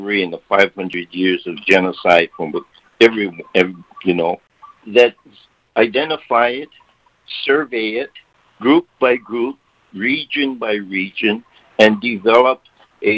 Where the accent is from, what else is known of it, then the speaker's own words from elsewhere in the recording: Hawaii, United States; identifying myself as a Hawaiian national, not a native Hawaiian